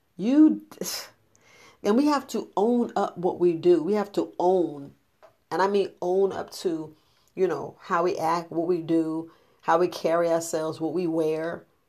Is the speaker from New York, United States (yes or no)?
yes; New York, United States; growing up in New York